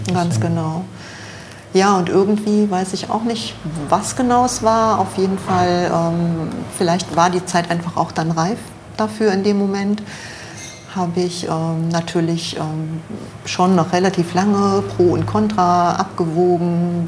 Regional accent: near Magdeburg, Saxony-Anhalt, Germany; moved away as an adult; also born or lived in Düsseldorf; now in Monheim, Germany; aufgewachsen äh, bin ich ähm, in der Nähe von Magdeburg

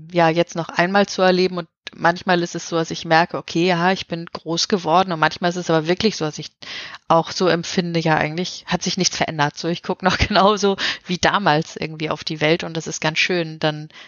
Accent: Hamburg, Germany; ja, man merkt, wo ich herkomme. Mhm. ähm, ja, und ich habe eben da große Teile meiner Kindheit verbracht.

